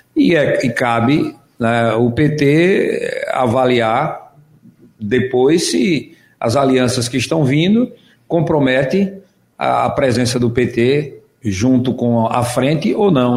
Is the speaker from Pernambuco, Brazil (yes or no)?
yes; Águas Belas, Pernambuco, Brazil; eu sou lá de Águas Belas